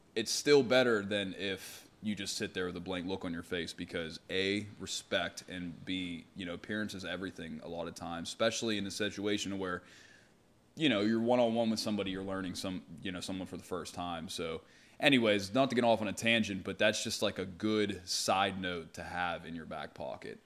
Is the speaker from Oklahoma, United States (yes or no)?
no; Pittsburgh, Pennsylvania, United States; I grew up in Carrick with Nate